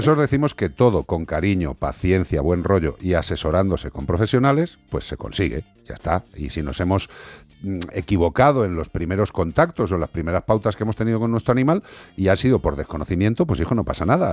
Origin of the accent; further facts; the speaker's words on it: Spain; somos ciudadanos de España